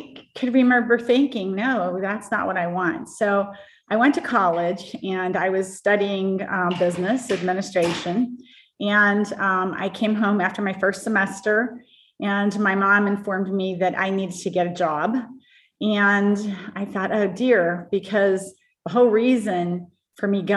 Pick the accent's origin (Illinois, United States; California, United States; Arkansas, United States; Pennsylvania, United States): Pennsylvania, United States; Pittsburgh; I grew up in the Pittsburgh area